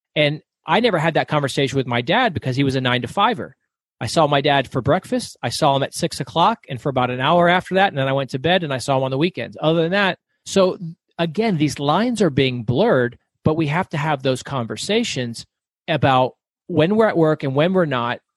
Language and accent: English; Florida, United States; moved away as an adult; now in Arizona, United States; So I grew up in the South, I grew up in Florida.